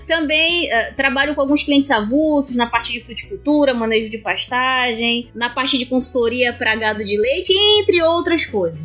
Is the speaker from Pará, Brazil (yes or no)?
yes; Belém, Pará, Brazil; accent: paraense; now in Bom Jesus do Tocantins, Brazil; Mas eu sou natural de Belém, é a verdadeira Papa Chibé.